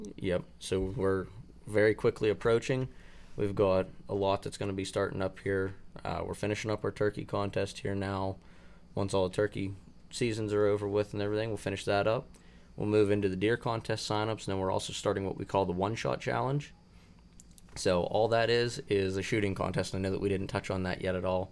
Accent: Pennsylvania, United States; my home state

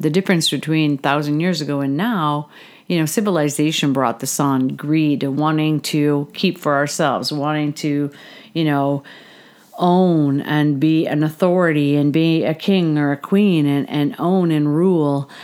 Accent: Canada; I'm a Canadian, so I definitely look into Canadian politics

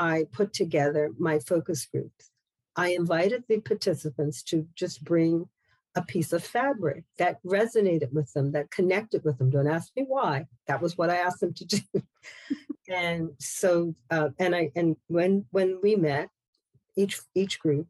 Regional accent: Bermuda; moved away; I'm from Bermuda originally

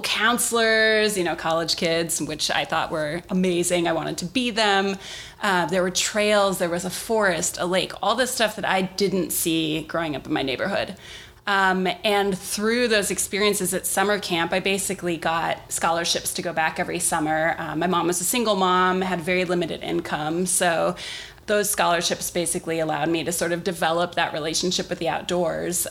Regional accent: Milwaukee, Wisconsin, United States; moved away as an adult; now in Los Angeles, United States; I grew up in Milwaukee in a kind of rough neighborhood on the south side

